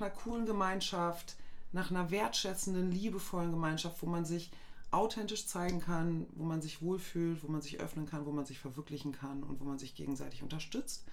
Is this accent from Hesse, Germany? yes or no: no; Goslar, Lower Saxony, Germany; moved away; ich komme aus Goslar ursprünglich